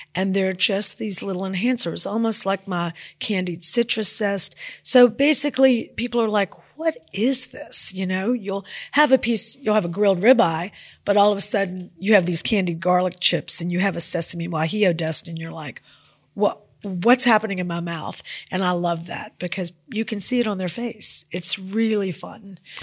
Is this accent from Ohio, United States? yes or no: no; Memphis, Tennessee, United States; also born or lived in New York City; that's my hometown, and I have a lot of a lot of love for it